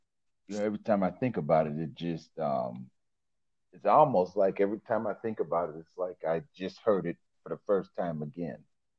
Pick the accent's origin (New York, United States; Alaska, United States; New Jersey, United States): New York, United States; Buffalo; born or raised there